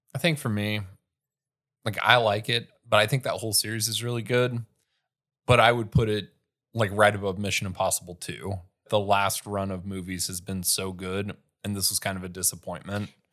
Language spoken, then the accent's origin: English; Sheldon, United States; moved away; all my friends moved away and I was still in my hometown.